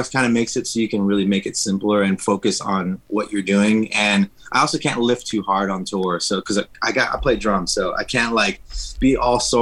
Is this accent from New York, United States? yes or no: no; Los Angeles, California, United States; I'm Mexican American, mm-hmm. so I was raised in East Los Angeles